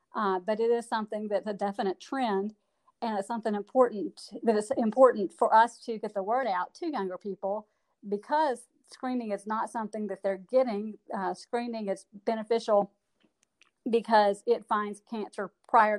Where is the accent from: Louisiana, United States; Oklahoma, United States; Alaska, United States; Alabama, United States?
Alabama, United States; Gardendale; also born or lived in Auburn, Alabama / Mobile, Alabama / Madison, Wisconsin; I am a Birmingham native. I grew up in Gardendale